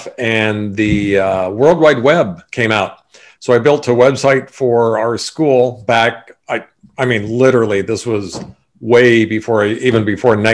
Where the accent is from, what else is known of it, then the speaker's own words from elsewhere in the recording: Sacramento, California, United States; also born or lived in Bordeaux, France / Hawaii; born and raised in Sacramento